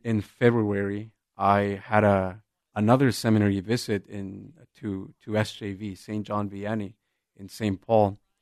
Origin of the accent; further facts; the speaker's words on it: Jalisco, Mexico; moved away; I'm originally from Jalisco, and I grew up in a very small town, just rural, as rural as as it can get